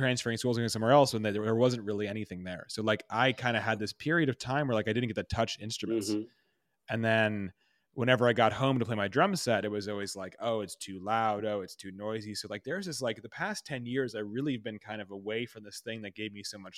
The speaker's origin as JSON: {"language": "English", "region": "New York", "country": "United States", "said": "which as a New Yorker like is you know, important, right?"}